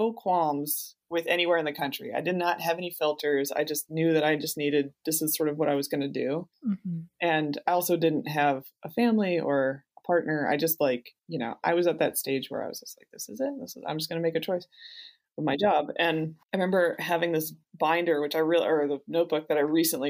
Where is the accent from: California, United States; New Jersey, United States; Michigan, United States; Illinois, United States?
New Jersey, United States; I grew up in New Jersey